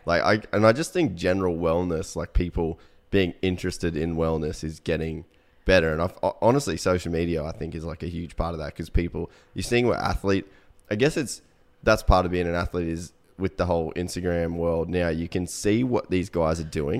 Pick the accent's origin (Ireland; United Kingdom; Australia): Australia; Cairns, Queensland; moved away as an adult; also born or lived in United States; we grew up in Cairns